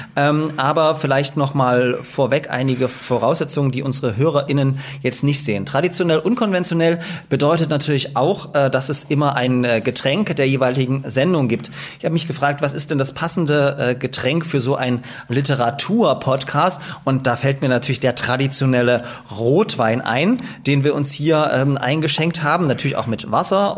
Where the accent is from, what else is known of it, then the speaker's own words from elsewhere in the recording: Dresden, Saxony, Germany; now in Leipzig, Germany; Ich bin ja auch in Dresden geboren